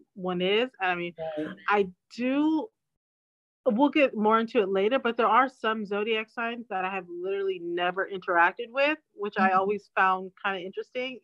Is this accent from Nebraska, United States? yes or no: no; Orange County, California, United States; growing up in Orange County